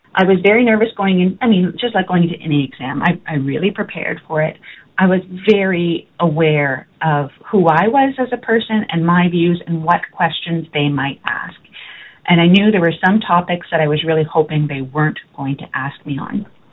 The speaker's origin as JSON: {"language": "English", "town": "Halifax", "region": "Nova Scotia", "country": "Canada", "tie": "born or raised there", "said": "I was born in Halifax, Nova Scotia my parents both attended Bedford Baptist Church, and so that's where I started life. Our family never moved"}